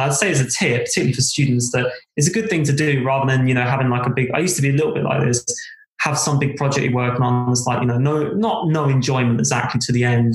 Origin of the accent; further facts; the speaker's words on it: South East England, United Kingdom; moved away as an adult; also born or lived in London / Cardiff; now in Wales, United Kingdom; I was brought up in Southeast England.